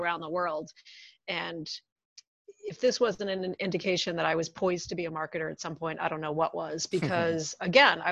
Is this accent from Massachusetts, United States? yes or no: yes; just outside of Boston, Massachusetts, United States; I grew up just outside of Boston